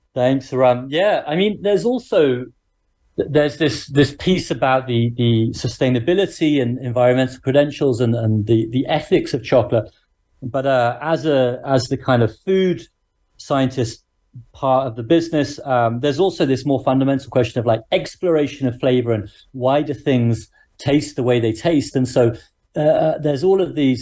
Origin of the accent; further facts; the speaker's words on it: Birmingham, West Midlands, United Kingdom; I grew up in a what's now a big city called Birmingham